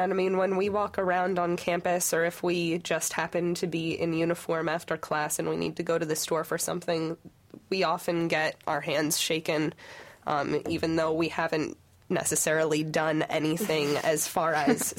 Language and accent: English; Michigan, United States; I'm from Michigan, but growing up, I grew up in a U of M fan household